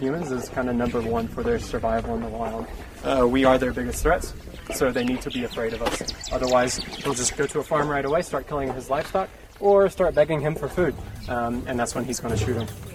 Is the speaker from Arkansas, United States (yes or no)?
no; Georgia, United States; moved away as an adult; now in Namibia; I'm from Georgia. I'm from the States.